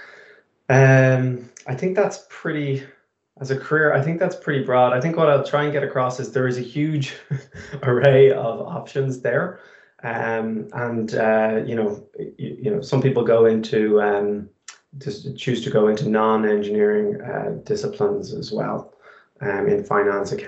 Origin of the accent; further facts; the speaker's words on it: Malahide, Leinster, Ireland; I'm from Dublin originally, so I'm from Malahide